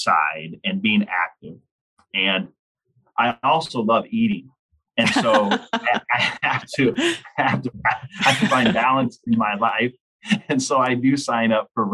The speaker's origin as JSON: {"language": "English", "town": "Lincoln", "region": "Nebraska", "country": "United States", "tie": "born or raised there", "said": "I grew up in Lincoln, Nebraska, and my parents were tree planters"}